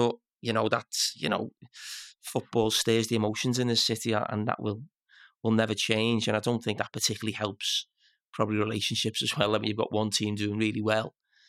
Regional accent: Liverpool, North West England, United Kingdom; if I went abroad and someone asked me where I'm from, I wouldn't say I was from England. I'd say from Liverpool.

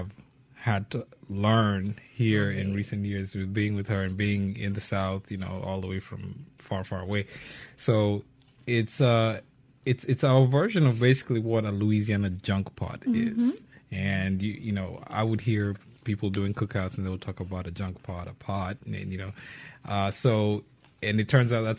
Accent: Nairobi, Kenya; also born or lived in Mombasa; I'm from Kenya. I was born in Nairobi. When I was 12, we moved to Mombasa, which is the coastal town

